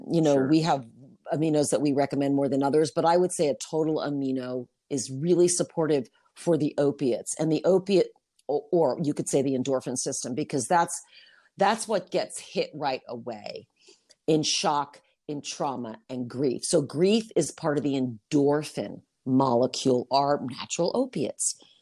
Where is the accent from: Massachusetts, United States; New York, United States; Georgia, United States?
New York, United States; now in Utah, United States; I was already in Utah for a couple months. I came from New York.